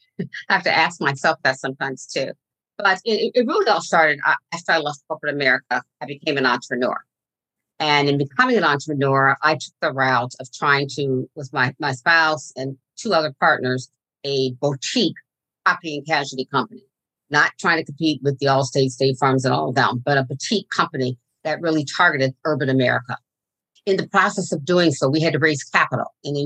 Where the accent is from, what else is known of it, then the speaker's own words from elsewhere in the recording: Fort Bragg, North Carolina, United States; born there; I'm an Army brat, as they called us. I was born in Fort Bragg, North Carolina.